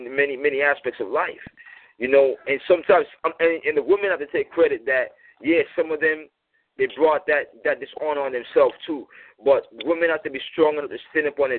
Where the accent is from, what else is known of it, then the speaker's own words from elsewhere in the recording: United States; I was born here in America